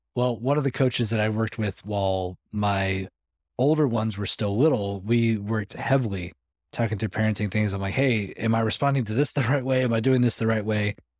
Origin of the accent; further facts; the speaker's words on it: Los Angeles, California, United States; moved away as an adult; also born or lived in Arizona; now in Middle Tennessee, United States; that's where I grew up, like Los Angeles, about for twenty years